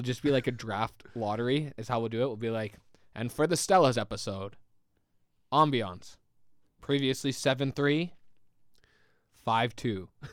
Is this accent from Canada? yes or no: yes; Canada; I think we're too Canadian